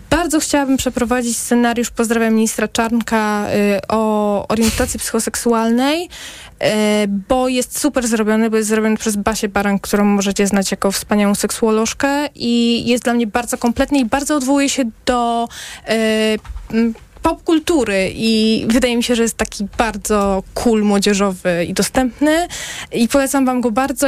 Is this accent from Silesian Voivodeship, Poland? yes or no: yes; Zagłębie Dąbrowskie, Silesian Voivodeship, Poland; ja jestem z Zagłębia